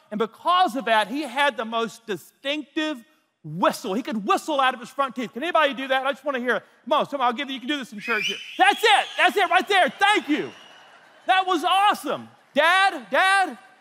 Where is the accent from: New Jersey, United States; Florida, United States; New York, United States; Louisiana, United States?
Louisiana, United States; North; I was raised in North Louisiana